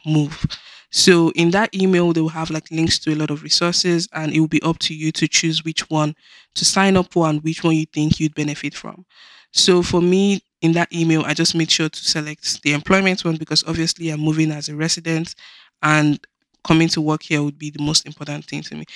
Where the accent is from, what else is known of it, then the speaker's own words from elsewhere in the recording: Nigeria; moved away as an adult; now in Canada; Nigeria, which is my home country